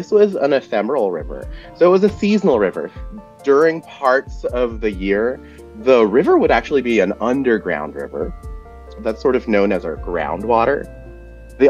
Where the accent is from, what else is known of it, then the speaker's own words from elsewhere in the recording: Los Angeles, California, United States; I grew up less than half a mile away from the river